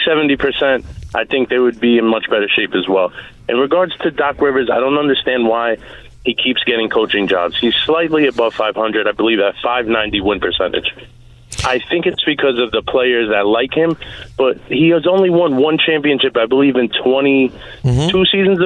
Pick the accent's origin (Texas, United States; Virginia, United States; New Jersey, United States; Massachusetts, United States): New Jersey, United States; now in Queens, United States; I'm a longtime New Jersey Nets fan. I came to Queens from New Jersey.